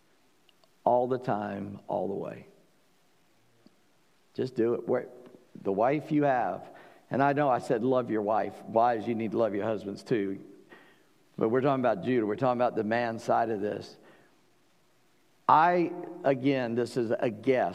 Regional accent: South Carolina, United States; I'm from South Carolina.

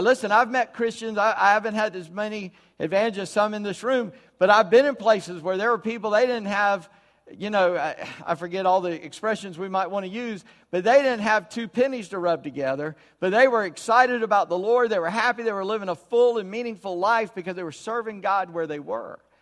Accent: United States; I'm an American. Born and will

